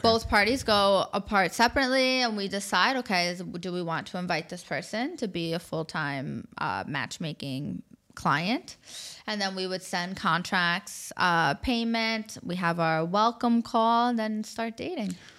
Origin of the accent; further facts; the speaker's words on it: New York, United States; moved away as an adult; also born or lived in Abu Dhabi, UAE; now in Dubai, United Arab Emirates; I grew up in New York